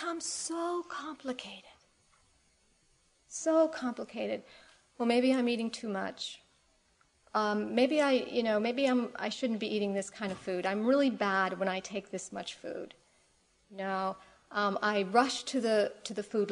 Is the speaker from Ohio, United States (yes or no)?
yes; Cleveland, Ohio, United States; now in San Francisco, United States; I grew up in Cleveland, Ohio, in the Midwest, not so far away from here. And I haven't lived there for about 30 years